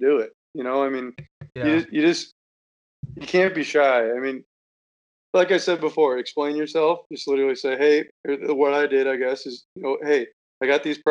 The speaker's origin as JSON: {"language": "English", "region": "Iowa", "country": "United States", "said": "I'm from Iowa. I'm in college."}